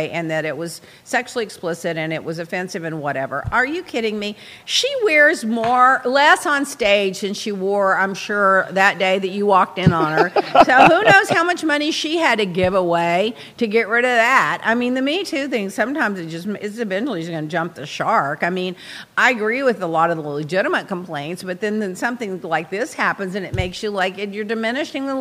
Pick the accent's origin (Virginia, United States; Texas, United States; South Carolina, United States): Texas, United States; I'm from Texas